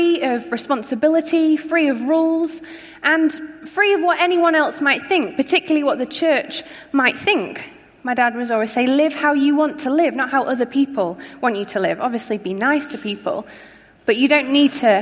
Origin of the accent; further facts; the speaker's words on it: Scunthorpe, Yorkshire and the Humber, United Kingdom; moved away; As you can probably hear, I'm not from around here. I grew up in a town called Scunthorpe, up north